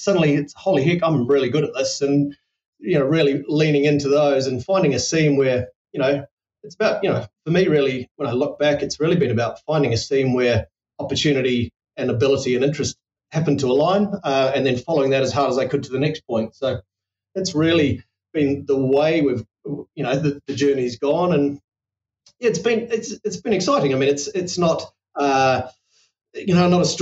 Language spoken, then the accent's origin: English; New Zealand; as a New Zealander